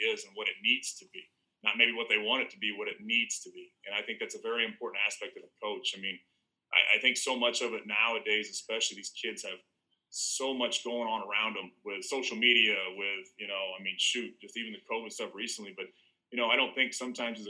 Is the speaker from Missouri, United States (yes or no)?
no; Southern Illinois, United States; I'm from Southern Illinois